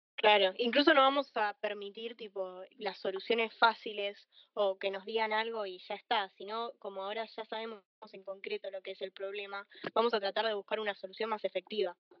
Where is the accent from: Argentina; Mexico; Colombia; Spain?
Argentina; también soy de Argentina